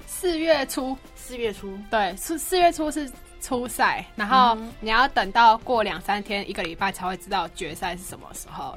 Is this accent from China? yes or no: no; Chiayi, Taiwan; moved away as an adult; also born or lived in Tainan; 我是嘉义人。然后原本想说读嘉义的